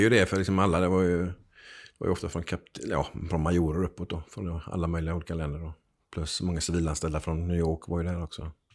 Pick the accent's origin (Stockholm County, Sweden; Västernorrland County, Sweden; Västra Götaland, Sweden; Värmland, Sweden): Västra Götaland, Sweden; Gothenburg; jag är född i Backa på Hisingen.